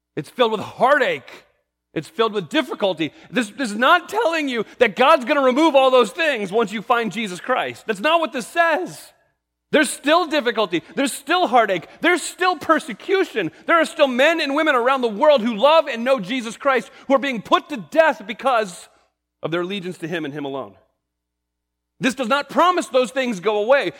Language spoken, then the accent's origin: English; New England, United States; I grew up in New England